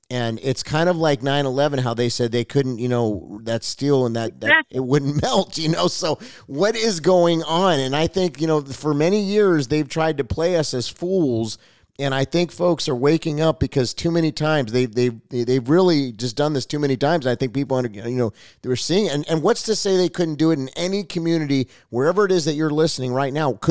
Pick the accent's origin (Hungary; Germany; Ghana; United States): United States; California; I come from Southern California for many years